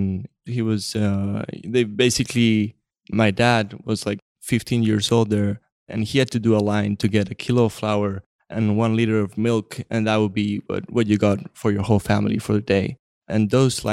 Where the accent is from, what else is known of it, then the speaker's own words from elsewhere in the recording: Chile; moved away as an adult; also born or lived in New York City, United States; now in San Francisco, United States; So I was born in New York City, but moved to Chile when I was 2 years old, and I lived my whole life there